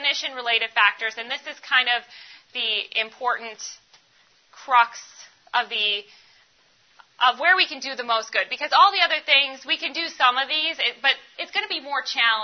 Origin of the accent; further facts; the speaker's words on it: Ohio, United States; I grew up in Ohio